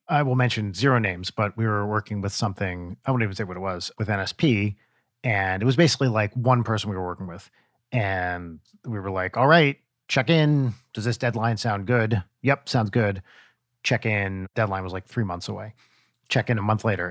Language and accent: English; United States; accent: American; our American accents